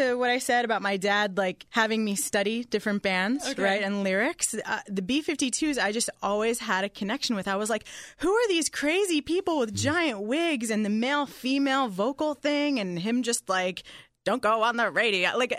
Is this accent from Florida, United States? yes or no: no; New York, United States; All he knew about me was … I'm a songwriter and I'm originally from New York.